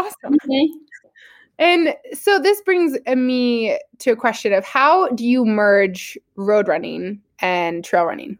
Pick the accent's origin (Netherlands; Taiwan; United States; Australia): United States; Fort Collins, Colorado; I'm also from Colorado. I'm not from Denver, but I'm from Fort Collins. And I mean, I definitely grew up in the outdoors